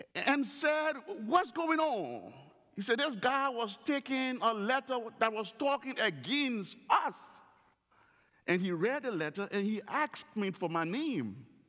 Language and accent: English; Northern Liberia, Liberia; While living in Liberia, growing up in the Royal Ambassador Program in Northern Liberia